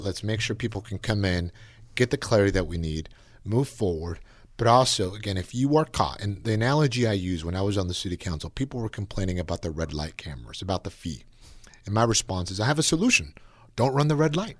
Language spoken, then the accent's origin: English; Napa, California, United States; being born and raised in Napa